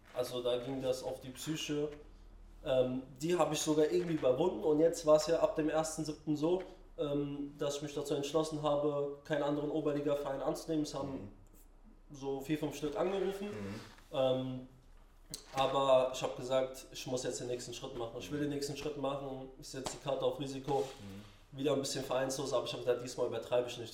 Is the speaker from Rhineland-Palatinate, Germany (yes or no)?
yes; Mainz, Rhineland-Palatinate, Germany; moved away as an adult; now in Berlin, Germany; ich bin in Finden aufgewachsen.